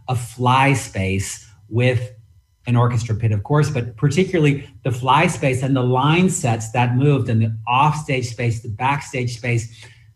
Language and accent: English; San Francisco, California, United States; when I grew up in San Francisco